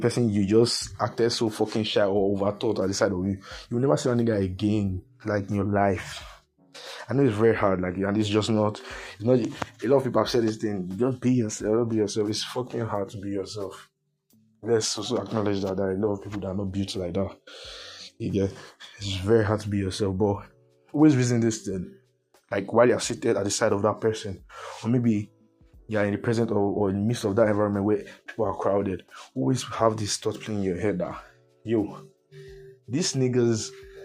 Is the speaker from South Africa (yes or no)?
no; Nigeria